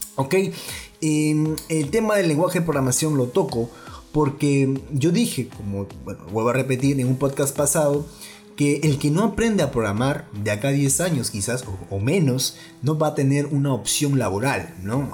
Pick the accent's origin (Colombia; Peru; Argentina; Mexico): Peru; en mi país